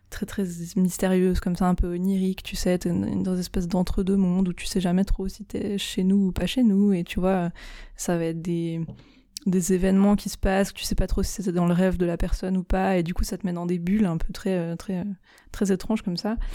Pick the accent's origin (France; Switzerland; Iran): Switzerland; je suis suisse